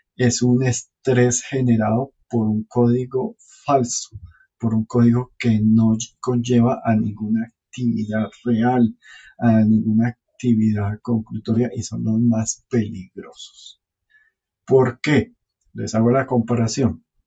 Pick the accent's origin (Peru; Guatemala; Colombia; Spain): Colombia; Caribbean coast; yo soy del norte de Colombia y allá todo es fiesta